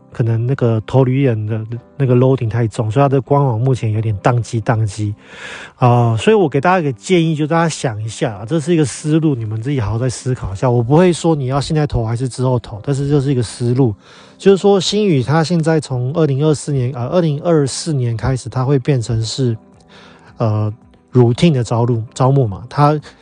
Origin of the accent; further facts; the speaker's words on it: Taiwan; moved away as an adult; 我们台湾人